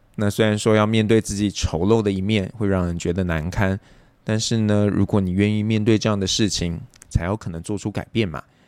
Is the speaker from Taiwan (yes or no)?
yes; Taipei, Taiwan; 像我自己啊，是一个土生土长的台北人